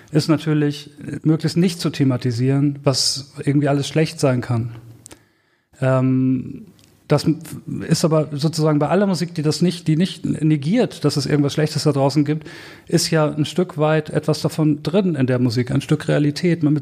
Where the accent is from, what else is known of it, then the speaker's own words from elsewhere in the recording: Herford, North Rhine-Westphalia, Germany; born there; bis Herford, der Ort, wo ich geboren bin, direkt nebenan ist Balzers-Ufflen